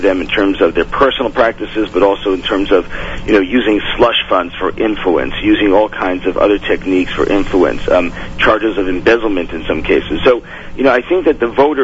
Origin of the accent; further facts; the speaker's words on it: New York City, New York, United States; I'm born in Brooklyn